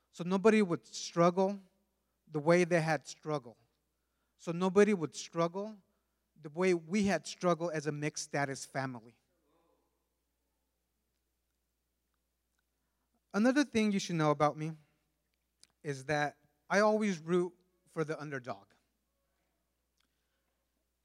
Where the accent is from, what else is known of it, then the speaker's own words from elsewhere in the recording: California, United States; first language Spanish; English is a second language; also born or lived in Mexico; I was born and raised in California for the most part. Shortly after being born, my family moved back to Mexico and eventually returned to the U.S.